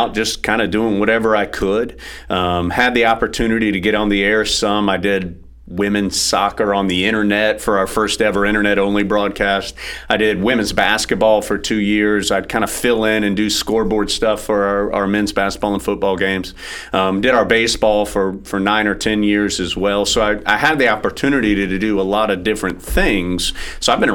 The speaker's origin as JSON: {"language": "English", "town": "Jacksonville", "region": "North Carolina", "country": "United States", "tie": "born or raised there", "also_born_or_lived": "Sanford, North Carolina / Philadelphia", "said": "I grew up down in Jacksonville, about 2 hours away"}